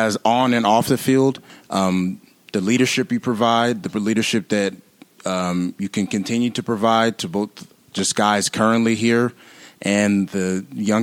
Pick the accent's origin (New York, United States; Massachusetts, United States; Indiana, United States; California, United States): California, United States; San Diego; also born or lived in Louisiana; now in St. Paul, United States; I'm from San Diego, actually, California